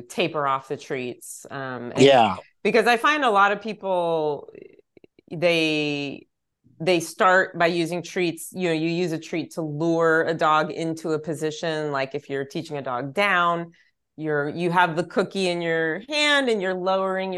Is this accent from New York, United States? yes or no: no; East Texas, United States; now in Pasadena, United States; I grew up in East Texas